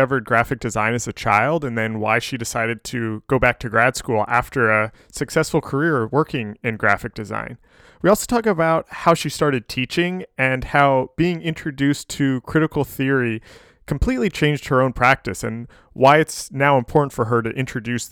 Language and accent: English; Indiana, United States; I grew up in Indiana